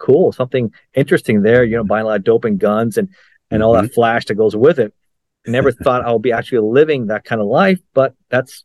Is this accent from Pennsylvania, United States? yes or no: no; Miami, Florida, United States; also born or lived in Los Angeles, California; I was raised in, born in LA, Los Angeles, but raised in South Florida in Miami.